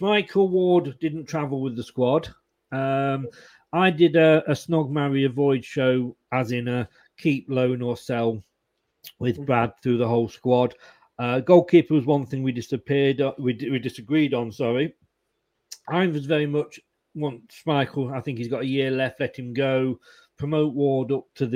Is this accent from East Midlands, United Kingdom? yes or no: yes; Leicester, East Midlands, United Kingdom; moved away as an adult; also born or lived in Blackpool; I was born in Leicester. I moved to Blackpool when I was 21